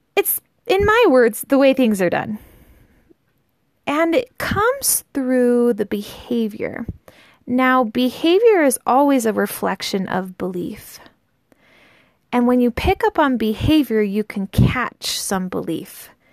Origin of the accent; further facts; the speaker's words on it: United States; I grew up in the United States in a pretty normal family